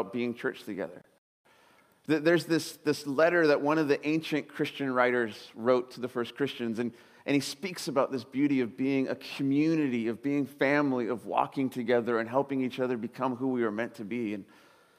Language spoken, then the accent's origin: English; Southern California, United States; moved away as an adult; now in Sebastopol, United States; I was growing up in Southern California, spent my whole life there, and I took a job right up here in Sebastopol